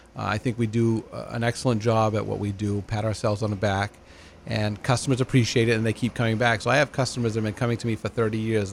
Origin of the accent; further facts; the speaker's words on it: Lewiston, United States; I've been, was born and raised in Lewiston